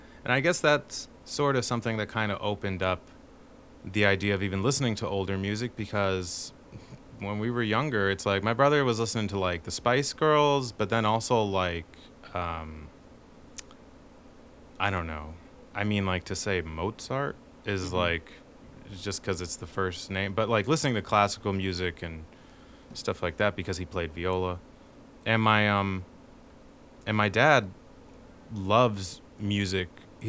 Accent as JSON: {"language": "English", "town": "Brooklyn", "region": "New York", "country": "United States", "said": "I just moved here. How do they know I was from Brooklyn?"}